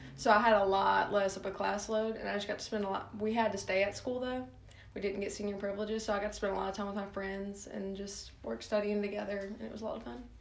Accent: Starkville, Mississippi, United States; also born or lived in Sulphur, Louisiana / Lake Charles, Louisiana; I lived there until I was like four or five. So I went to like pre-K there.

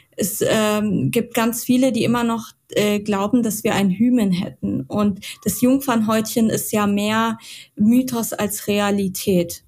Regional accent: Mainz, Rhineland-Palatinate, Germany; Ja, ich komme aus Mainz.

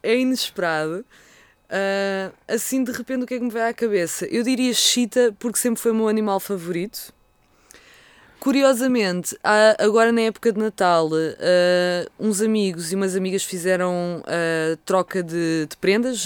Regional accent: Vila Franca de Xira, Lisbon, Portugal; foi a Vila Franca de Xira, foi onde eu passei, onde eu nasci bem, e passei a minha adolescência

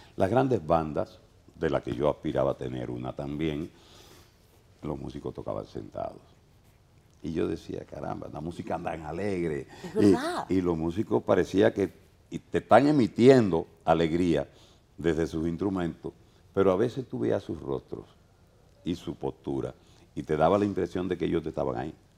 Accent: Dominican Republic; also born or lived in Venezuela; yo soy dominicano y dominicanista

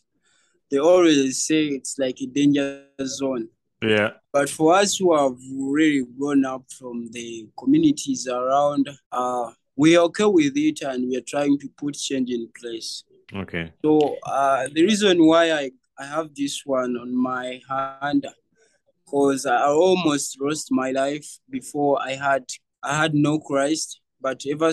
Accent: Kampala, Central Region, Uganda; I grew up from Kasubi and I'm 21 years now

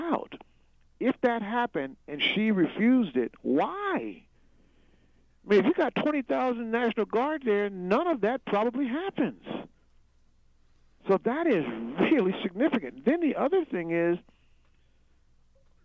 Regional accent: United States; as an American

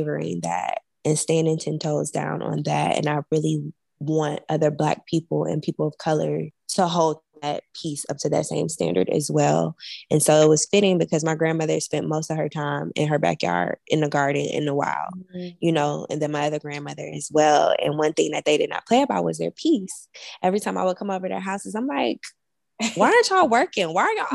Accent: Milwaukee, Wisconsin, United States; moved away; I'm from Milwaukee, Wisconsin

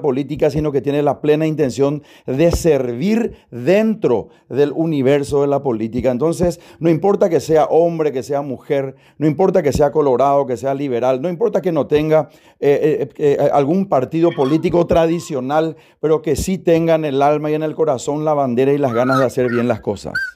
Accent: Paraguay; como paraguayo, como ciudadano, como persona que vive en este bendito país

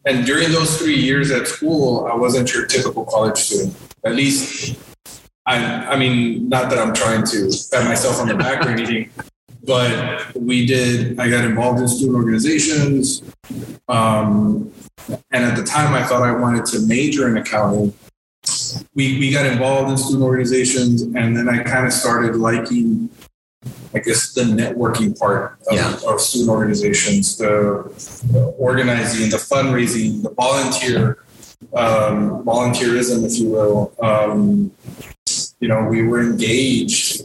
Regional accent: Encauchosa, Texas, United States; I am originally from Encauchosa

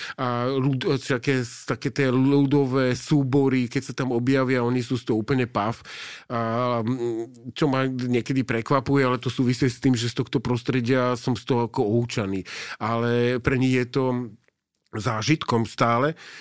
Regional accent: Slovakia; also born or lived in Osaka, Japan; keď som povedal, odkiaľ som, tak vedeli. Oni vedia, že kde je Československo

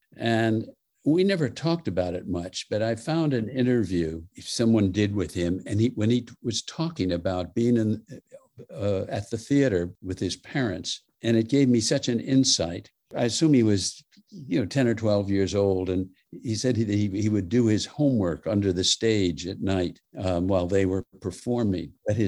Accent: Los Angeles, California, United States; I grew up in North Hollywood, California. You know, it was a quiet little village just north of Hollywood.

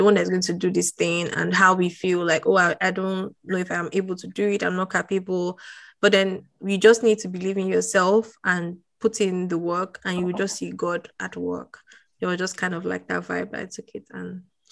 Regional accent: Nigeria; as a Nigerian

